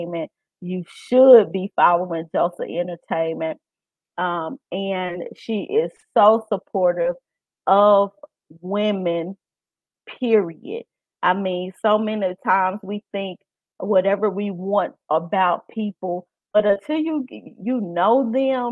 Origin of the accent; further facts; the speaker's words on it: Memphis, Tennessee, United States; accent: country; I'm from Memphis and I'm look country